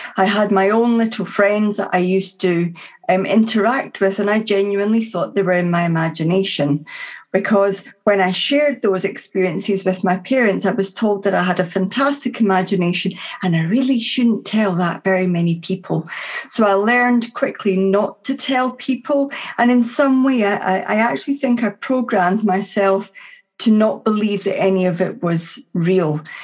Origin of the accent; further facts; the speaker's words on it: Dunfermline, Scotland, United Kingdom; my hometown at that time of Dunfermline, which is just north of Edinburgh